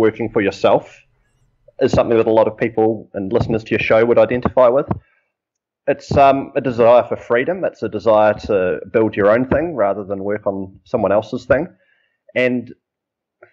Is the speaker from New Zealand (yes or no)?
yes; New Zealand; moved away; I'm a Kiwi